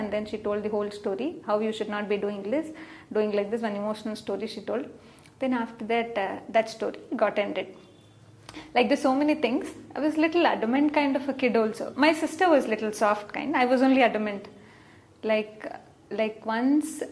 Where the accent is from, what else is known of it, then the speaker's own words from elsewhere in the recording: Hyderabad, Telangana, India; now in Bangalore, India; I was born and brought up in Hyderabad